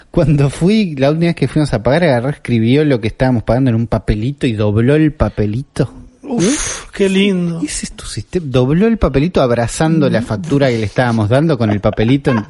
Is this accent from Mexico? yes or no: no; Argentina